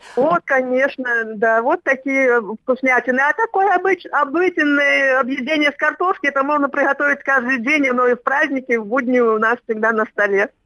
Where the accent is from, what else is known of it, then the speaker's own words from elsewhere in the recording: Bobruisk, Mogilev Region, Belarus; moved away as an adult; also born or lived in Gomel Region, Belarus / Germany / Tomsk Oblast, Russia; now in Omsk, Russia; Потом с родителями в 53 году мы переехали в Бобруйск. Это тоже в Беларуси